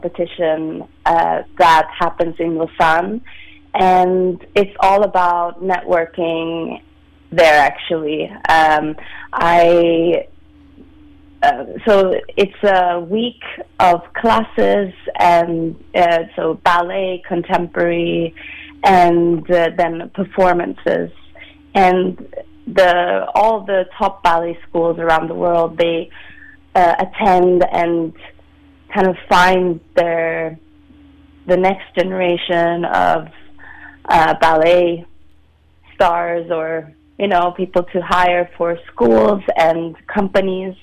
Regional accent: Sweden; also born or lived in London, United Kingdom / Vienna, Austria; now in San Francisco, United States; So I'm from Sweden. I grew up in Sweden

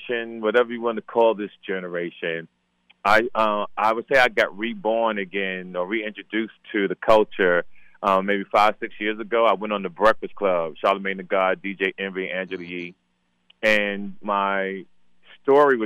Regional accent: Jersey City, New Jersey, United States; moved away; also born or lived in Compton, California; by Jersey City by way of Compton, California. I'm not originally from Compton.

